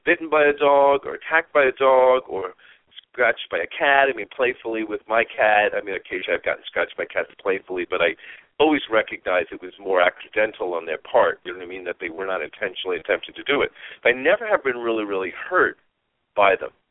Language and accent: English; East Coast, United States; moved away; I'm from the East Coast